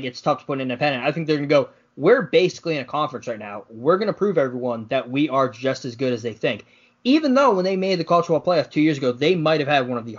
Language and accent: English; near Foxborough, Massachusetts, United States; moved away as an adult; also born or lived in Tuscaloosa, Alabama; I grew up in Massachusetts, 5 minutes from Foxborough, where the Patriots play. So my house was always an NFL house.